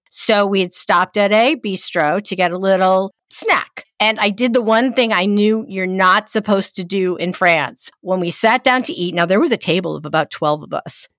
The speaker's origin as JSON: {"language": "English", "region": "East Coast", "country": "United States", "said": "I'm from the East Coast"}